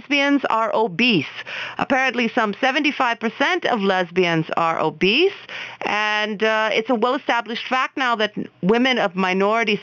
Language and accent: English; Oklahoma, United States; moved away; Oklahoma, that's my home state